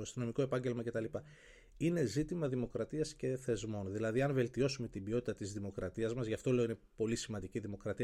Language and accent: Greek; Kilkis, Central Macedonia, Greece; moved away as an adult; now in Athens, Greece; στον τόπο μου στο Κιλκής